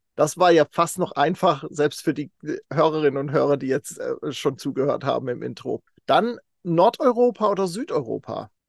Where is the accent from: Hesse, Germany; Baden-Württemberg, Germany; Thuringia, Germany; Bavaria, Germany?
Baden-Württemberg, Germany; Kaiserstuhl; moved away; Ich komme ursprünglich vom Kaiserstuhl